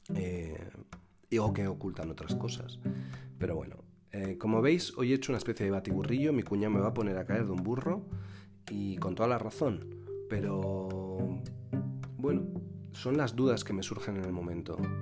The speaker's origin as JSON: {"language": "Spanish", "town": "Albelda", "country": "Spain", "tie": "born or raised there", "moved": "yes", "said": "yo bailaba como danzador, que era en mi pueblo, eh, y que es la J de mi pueblo y las Jotas tradicionales de Albelda"}